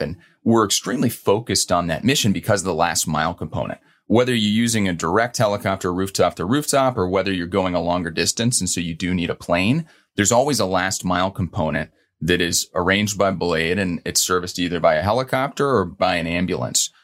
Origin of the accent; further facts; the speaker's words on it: Louisville, Kentucky, United States; now in New York, United States; growing up in Louisville, Kentucky.